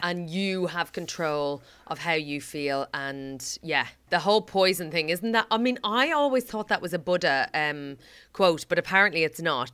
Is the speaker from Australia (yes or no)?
no; Ireland; As an Irish person